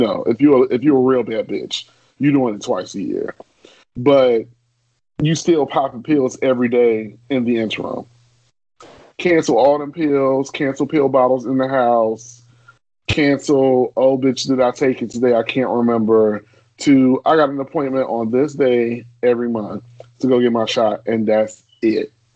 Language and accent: English; Chicago, Illinois, United States; growing up in Chicago